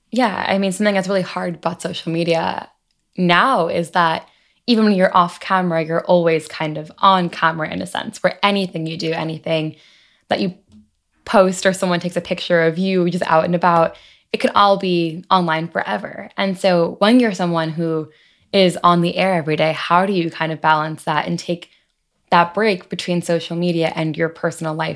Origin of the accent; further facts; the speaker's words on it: Long Island, New York, United States; I'm also from Long Island, also was a high holiday Jew growing up